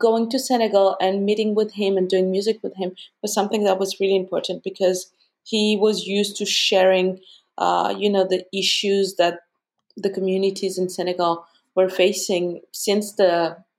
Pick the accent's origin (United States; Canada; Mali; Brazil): Mali; Bamako; moved away; also born or lived in Ghana; I was born and raised in Mali, in Bamako